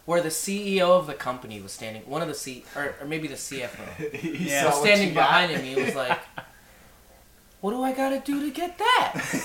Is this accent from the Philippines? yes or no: yes; Philippines; We're super Filipino over here.